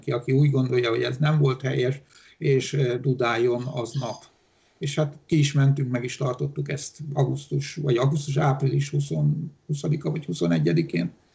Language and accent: Hungarian; Hungary; first language Romanian; Hungarian is a second language; én Magyarországon születtem